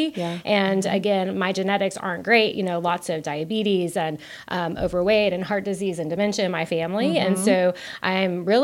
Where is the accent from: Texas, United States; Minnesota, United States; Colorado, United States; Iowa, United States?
Texas, United States; South; I was from South Texas